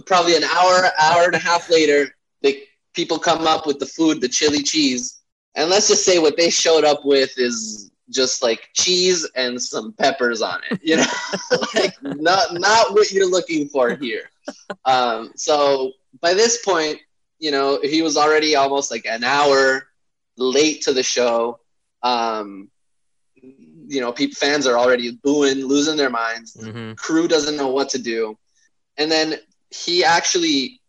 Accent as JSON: {"language": "English", "country": "Bolivia", "moved": "yes", "lives_now": "Los Angeles, United States", "said": "I'm from Bolivia in South America"}